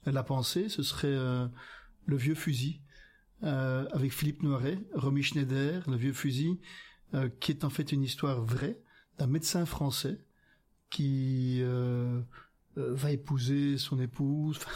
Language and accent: French; Hauts-de-France, France; Donc, j'espère d'abord que Olivier, qui est un, un, Picard, moi je suis un Picard aussi